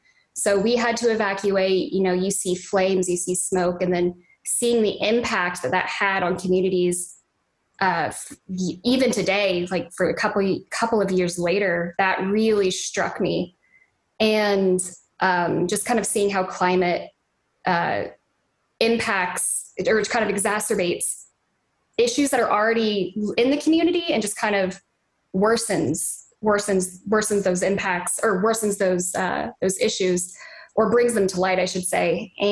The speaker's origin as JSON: {"language": "English", "town": "Dallas", "region": "Texas", "country": "United States", "tie": "born or raised there", "moved": "yes", "said": "I grew up in Dallas, Texas, right outside of it."}